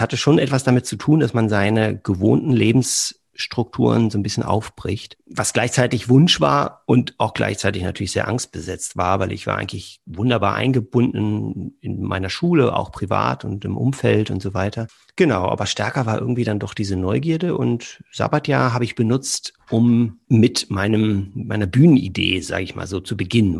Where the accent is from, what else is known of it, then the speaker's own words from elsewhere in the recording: Berlin, Germany; moved away as an adult; also born or lived in southern Germany; now in Cologne, Germany; Bin gebürtig aus Berlin